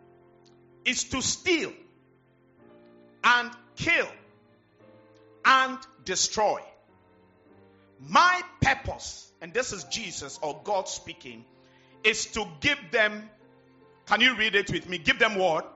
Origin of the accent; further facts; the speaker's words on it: Accra, Greater Accra, Ghana; when we were growing up, I was born in Labadi